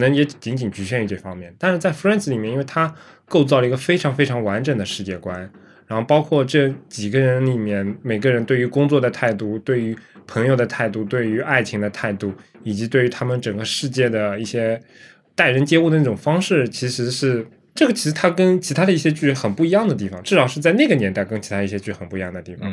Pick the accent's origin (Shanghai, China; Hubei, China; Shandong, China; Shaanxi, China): Shanghai, China; 我们上海人